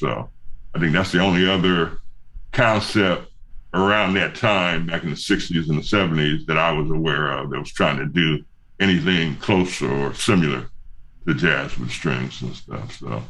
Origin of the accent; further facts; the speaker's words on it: Shirley, Massachusetts, United States; born there; So I was born in Shirley, Massachusetts.